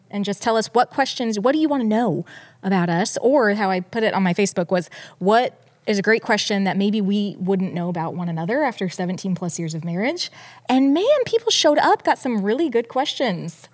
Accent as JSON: {"language": "English", "town": "Detroit", "region": "Michigan", "country": "United States", "tie": "born or raised there", "said": "I was born in Detroit"}